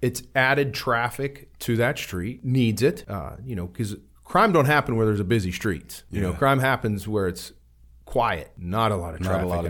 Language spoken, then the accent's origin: English; Warren, United States; those are some of the stories I would like to get out, too, is growing up in Warren and things like that that were done.